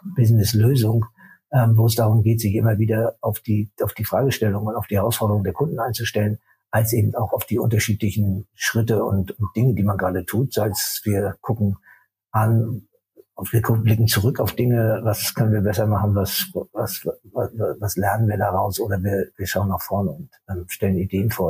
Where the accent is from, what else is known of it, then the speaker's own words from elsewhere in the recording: Rostock, Mecklenburg-Vorpommern, Germany; Ich bin äh, in Rostock geboren